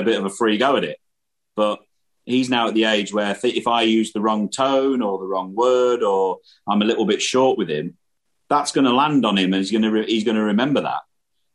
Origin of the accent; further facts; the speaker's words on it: Irthlingborough, East Midlands, United Kingdom; the place where I grew up in the Midlands in England was, you know, quite a rural place.